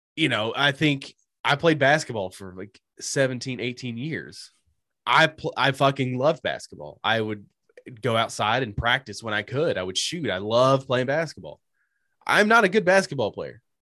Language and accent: English; United States; as an American citizen